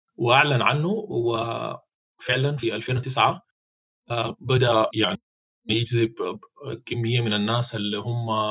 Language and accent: Arabic; Sudan; البنك المركزي عندنا في السودان